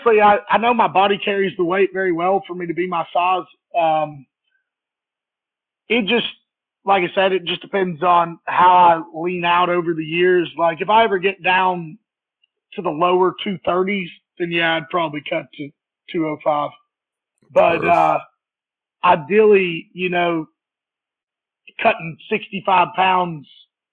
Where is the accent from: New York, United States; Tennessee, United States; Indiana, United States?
Tennessee, United States; Soddy-Daisy; born or raised there; also born or lived in Alabama